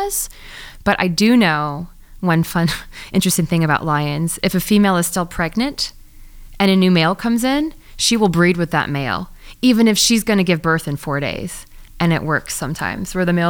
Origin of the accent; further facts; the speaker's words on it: Missouri, United States; I grew up in Missouri, and I grew up working at this vet clinic in very middle of America